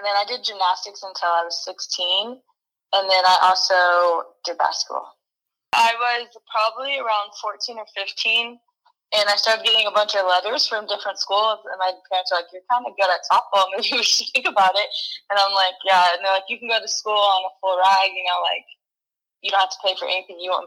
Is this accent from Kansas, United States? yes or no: yes; Wichita, Kansas, United States; I am from Wichita, Kansas.